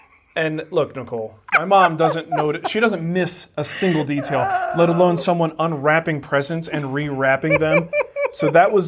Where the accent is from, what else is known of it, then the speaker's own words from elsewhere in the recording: Trenton, New Jersey, United States; moved away; in New Jersey, in my hometown of Trenton, New Jersey.